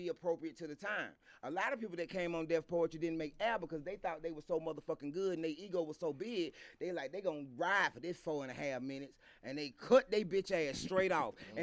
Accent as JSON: {"language": "English", "country": "United States", "said": "we're American. There's a unique experience to being Black American"}